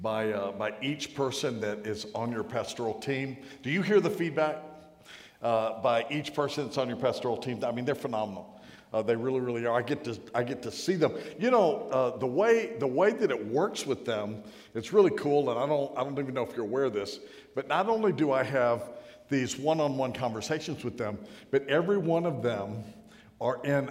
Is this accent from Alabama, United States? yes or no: no; North Carolina, United States; I'm from North Carolina